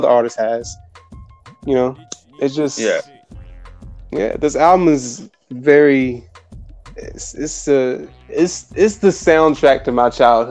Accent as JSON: {"language": "English", "region": "Virginia", "country": "United States", "said": "I'm from Virginia"}